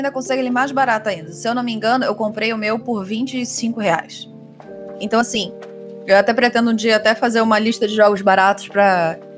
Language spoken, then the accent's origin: Portuguese; Brazil; a gente é brasileiro